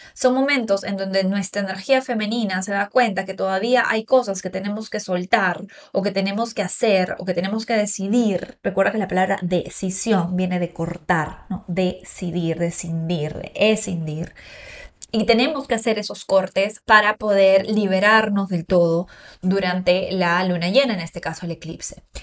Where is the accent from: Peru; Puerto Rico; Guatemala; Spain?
Peru; moved away as an adult; now in Riviera Maya, Mexico; En mi país, Perú